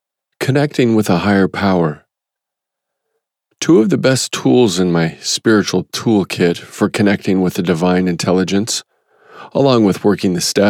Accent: Midwest, United States; I grew up in the American Midwest in a musical family.

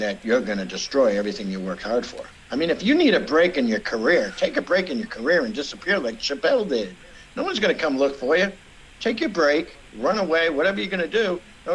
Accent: Boston, Massachusetts, United States; moved away as an adult; also born or lived in Charlestown, Massachusetts; now in New Washington, Indiana, United States; I was raised in Boston. I was raised in the streets.

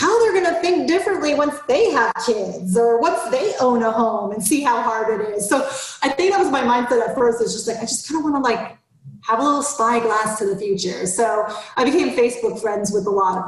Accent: Florida, United States; moved away as an adult; I grew up in Florida and I had the same experience. I didn't see snow till I was 22

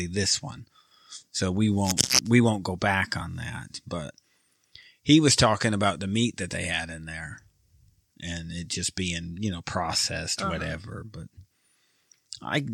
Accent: just south of Detroit, Michigan, United States; moved away; I'm from just south of Detroit, about 30 minutes southeast of Detroit

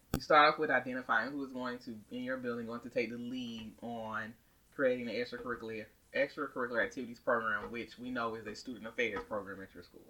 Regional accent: the South, United States; accent: southern; I used to be ashamed of my southern accent, but I am proud

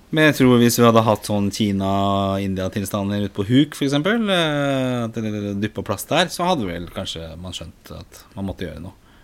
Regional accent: Oslo, Norway; er jo født og oppvokst i Oslo

